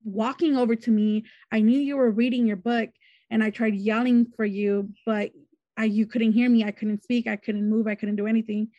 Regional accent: Wilmington, California, United States; I'm from Wilmington, California

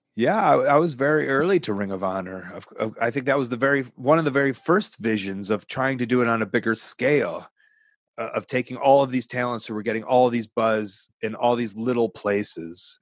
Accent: Chicago, Illinois, United States; I'm from Chicago.

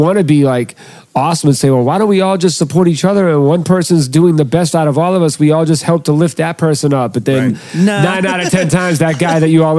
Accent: Boston, Massachusetts, United States; grew up, born and raised in Boston.

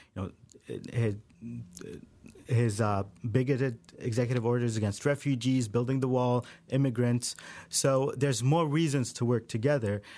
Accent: Saudi Arabia; moved away; I grew up in Saudi Arabia

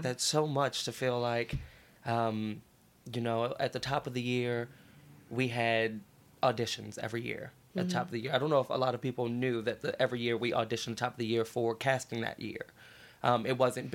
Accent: Baltimore, Maryland, United States; moved away; I'm from Baltimore, Maryland. It's always been me and my mom

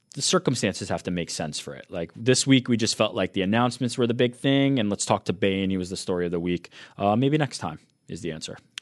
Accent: New York City, New York, United States; I'm from Queens.

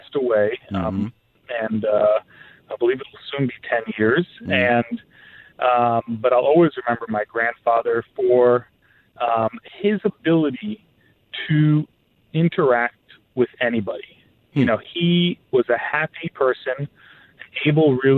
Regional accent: New York, United States; also born or lived in Long Island; I was born and raised in New York, Queens, and then Long Island

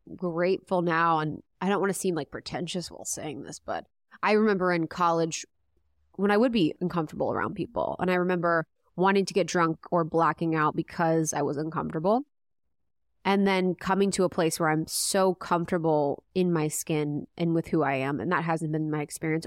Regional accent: Midwest, United States; moved away; I'm from the Midwest.

